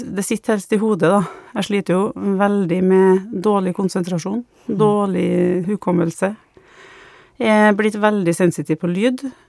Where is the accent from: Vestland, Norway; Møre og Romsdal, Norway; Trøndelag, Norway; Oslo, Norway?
Trøndelag, Norway; Trondheim; now in Malvik, Norway; jeg kommer fra Trondheim, men eh, nå bor jeg sammen med samboeren min i Malvik